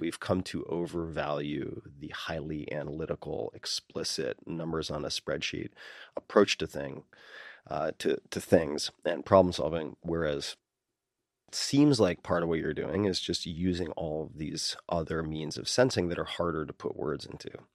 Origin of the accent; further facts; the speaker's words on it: Long Island, New York, United States; I'm from Long Island